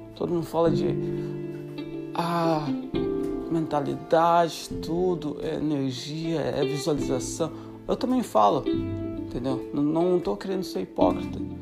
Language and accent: Portuguese; Santa Catarina, Brazil; moved away as an adult; Sou de Santa Catarina, Brasil, e tô há dois, dois meses, dois, dois, três meses de completar sete anos fora do Brasil.